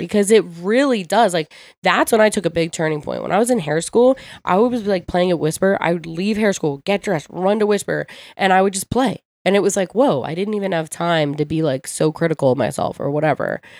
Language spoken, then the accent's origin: English; Ocean City, New Jersey, United States; also born or lived in Philadelphia; I grew up in Ocean City